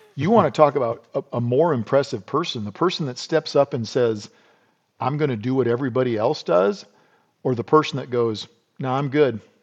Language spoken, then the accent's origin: English; South Dakota, United States; I grew up in South Dakota